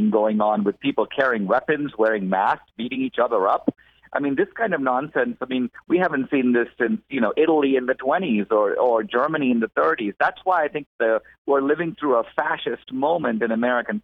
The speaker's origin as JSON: {"language": "English", "country": "India", "said": "I'm from India"}